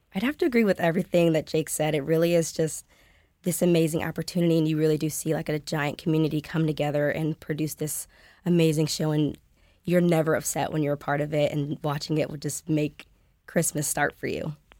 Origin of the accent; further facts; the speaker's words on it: Indianapolis, Indiana, United States; I'm a sophomore from Indianapolis, Indiana